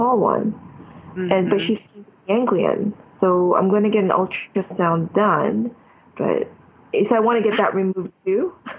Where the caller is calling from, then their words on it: Toronto, Ontario, Canada; I'm calling from Canada.